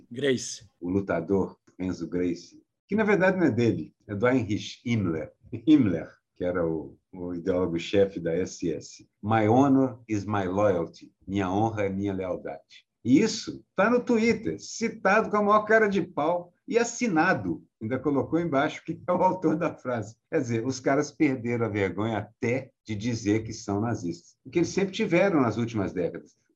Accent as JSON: {"language": "Portuguese", "region": "Minas Gerais", "country": "Brazil", "said": "como eu sou mineiro, eu posso dizer"}